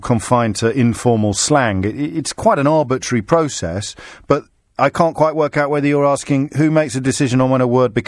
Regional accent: Black Country, West Midlands, United Kingdom; When I grew up in the Black Country

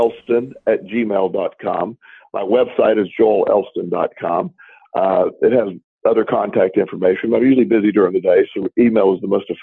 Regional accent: Florida, United States; moved away; I will be speaking to my hometown Chamber of Commerce

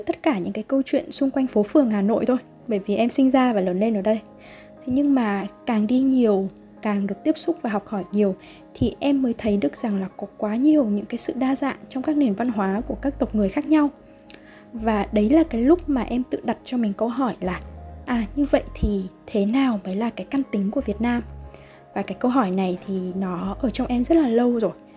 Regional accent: Vietnam; đất nước Việt Nam của mình

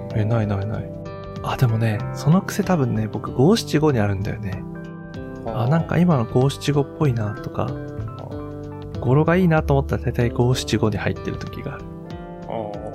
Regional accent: Hiroshima, Japan; moved away as an adult; now in Kanto, Japan; 僕らは、兄弟は、広島で生まれたった

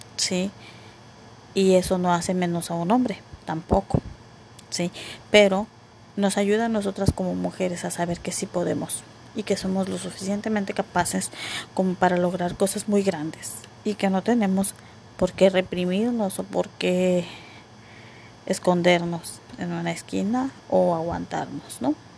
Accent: Mexico; yo soy mexicana

